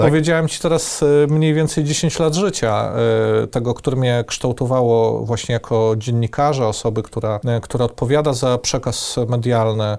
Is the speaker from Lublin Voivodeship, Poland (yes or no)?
yes; Lublin, Lublin Voivodeship, Poland; byłem w jednym z elitar elitarnych liceów e, Lublina, w liceum e, imienia Jana Hetmana Zamojskiego